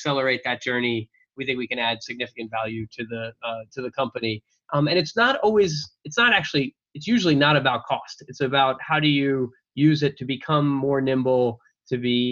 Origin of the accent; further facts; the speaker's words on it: Long Island, outside New York, United States; also born or lived in Philadelphia / Boston; I grew up outside New York. So I'm a New York area native and have been here most of my life